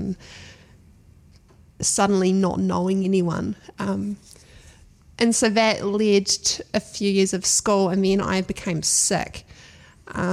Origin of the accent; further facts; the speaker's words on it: Waipiata, Otago, New Zealand; also born or lived in Dunedin / Timaru; I was born in Dunedin. I grew up in Waipiata, just south of Ranfurly, on my parents' sheep and beef farm